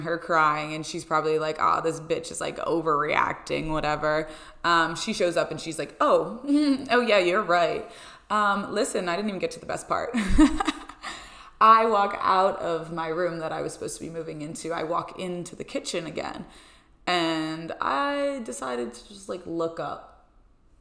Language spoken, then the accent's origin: English; Pennsylvania, United States; moved away as an adult; now in Rhode Island, United States; my parents traveled home from Pennsylvania. So they traveled from my hometown to come here to Rhode Island to help me move